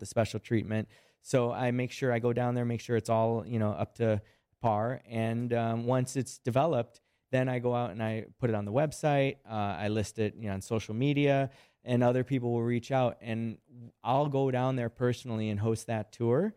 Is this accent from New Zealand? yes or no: no; Chicago, Illinois, United States; I'm from Chicago.